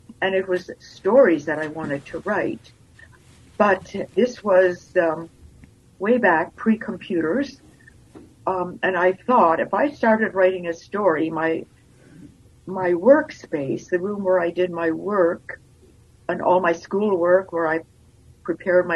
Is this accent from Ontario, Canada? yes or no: no; the Interlake, Manitoba, Canada; also born or lived in Lithuania; now in Winnipeg, Canada; I grew up in the Interlake, actually, that's where I started school.